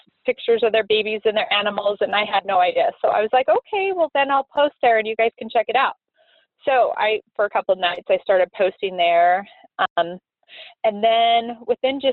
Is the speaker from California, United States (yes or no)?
no; Moab, Utah, United States; I grew up in Moab, Utah